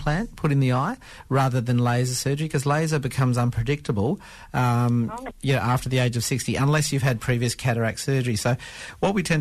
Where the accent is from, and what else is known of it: Perth, Western Australia, Australia; born or raised there; also born or lived in Carnarvon, Western Australia / India